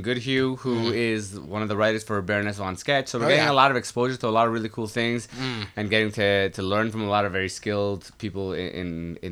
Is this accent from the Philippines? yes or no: no; Iran; English is a second language; now in Toronto, Canada; I'm actually from Iran